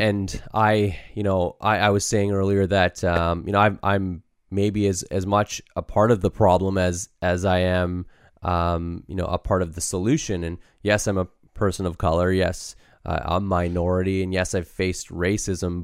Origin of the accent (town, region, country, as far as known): Canada; born or raised there